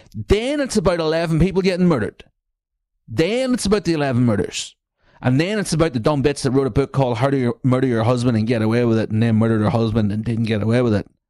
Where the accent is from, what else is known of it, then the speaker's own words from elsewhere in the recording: Newry, Northern Ireland, United Kingdom; I'm from Newry